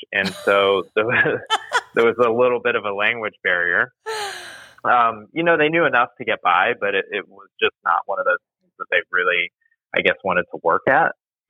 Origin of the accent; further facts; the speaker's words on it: Nottingham, England, United Kingdom; born there; also born or lived in Spain; I was born in England.